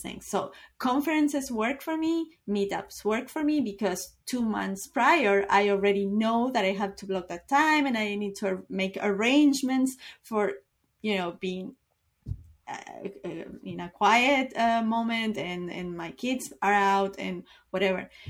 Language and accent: English; Uruguay; I am from Uruguay